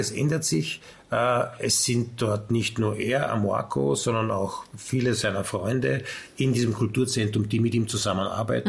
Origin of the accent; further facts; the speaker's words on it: Austria; wir sind Österreicher.